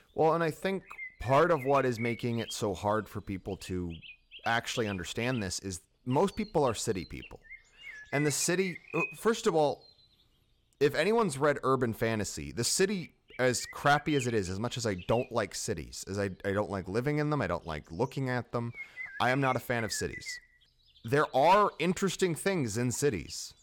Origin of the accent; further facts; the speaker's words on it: United States; I'm American